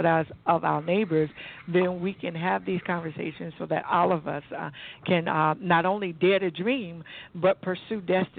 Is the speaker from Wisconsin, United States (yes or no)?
no; Fort Dix, New Jersey, United States; born there; I was born on Fort Dix Base, believe it or not, and, you know, my parents ultimately still settled in the state of New Jersey, and I still reside here today.